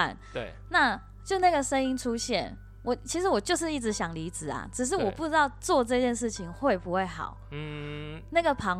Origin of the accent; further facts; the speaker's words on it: Taitung County, Taiwan; 一开始真的是休息，我还回台东待了好几个月，因为我台东人嘛。